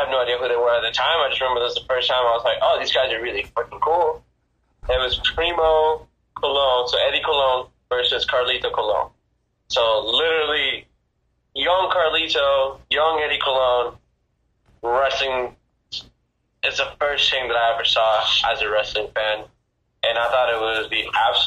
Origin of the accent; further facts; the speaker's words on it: Isabela, Puerto Rico; I'm from Puerto Rico